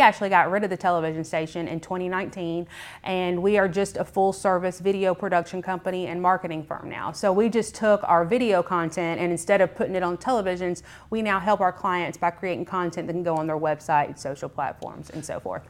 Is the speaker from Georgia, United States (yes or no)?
yes; McDonough, Georgia, United States; also born or lived in Clayton County, Georgia; I'm actually a Henry County native. I grew up in Clayton County up until I was in sixth grade, and like a lot of people, we migrated from Clayton County to Henry County